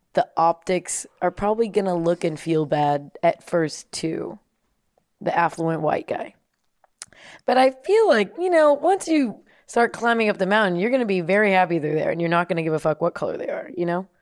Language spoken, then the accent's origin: English; United States; also born or lived in Germany; just an American, with an American passport